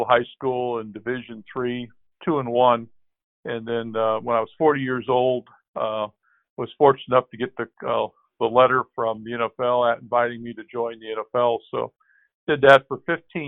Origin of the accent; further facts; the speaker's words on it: Columbus, Ohio, United States; I'm from Columbus, of course, in the center of the state